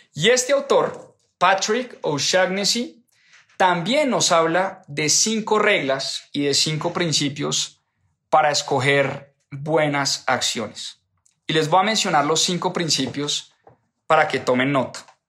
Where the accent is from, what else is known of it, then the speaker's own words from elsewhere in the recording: Colombia; nacimos en Colombia y no porque vivimos en Colombia